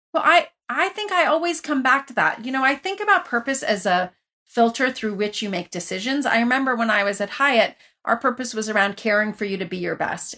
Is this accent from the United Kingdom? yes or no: no; Iran; also born or lived in Lafayette, California, United States; now in United States; I grew up originally in Iran, where you were connected to everybody